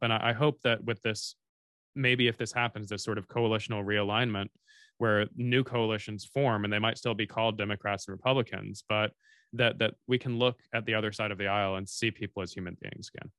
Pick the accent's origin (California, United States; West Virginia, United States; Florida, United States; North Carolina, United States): Florida, United States; Tallahassee; I grew up in North Florida, fifteen minutes from the Georgia border